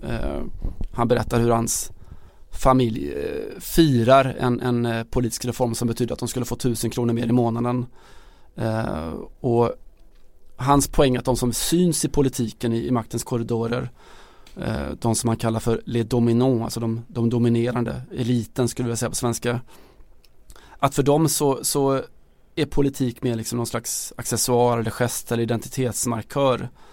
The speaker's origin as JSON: {"language": "Swedish", "country": "Sweden", "said": "som svensk"}